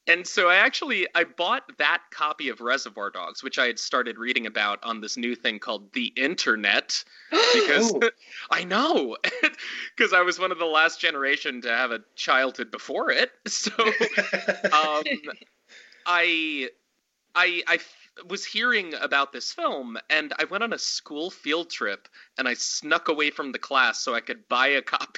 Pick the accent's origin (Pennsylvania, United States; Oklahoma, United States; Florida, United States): Pennsylvania, United States; moved away as an adult; also born or lived in Montana / New York City / Paris / Berlin; now in Los Angeles, United States; I'm originally from Montana. Moved to Pennsylvania when I was pretty young, like, you know, 8 or 9, I'd say. Went to high school and everything there.